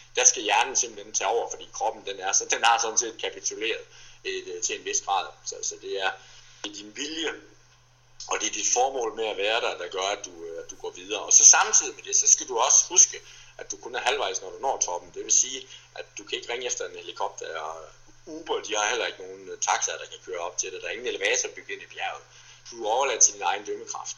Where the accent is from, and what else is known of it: Denmark